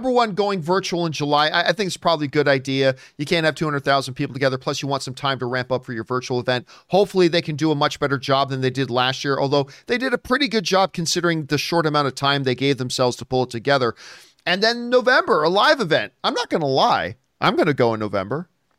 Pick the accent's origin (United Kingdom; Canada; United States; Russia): Canada; I'm Canadian.